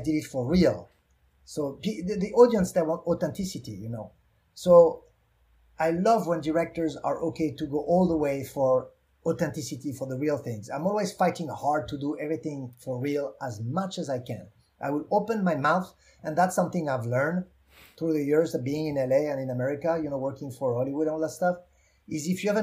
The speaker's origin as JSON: {"language": "English", "country": "France", "accent": "French", "second_language": "English", "moved": "yes", "said": "I'm French"}